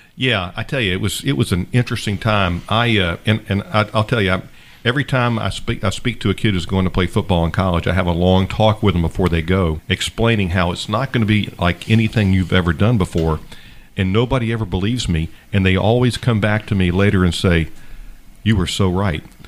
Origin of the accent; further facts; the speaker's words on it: Savannah, Georgia, United States; grew up on Isle Hope. I went to uh, public schools, Isle Hope, Bartlett, Jenkins High School